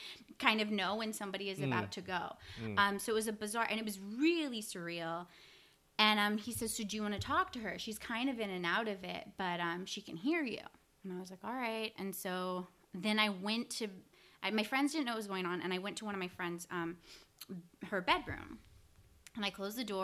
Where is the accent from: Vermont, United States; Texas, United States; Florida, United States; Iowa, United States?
Texas, United States; Houston; I'm from Houston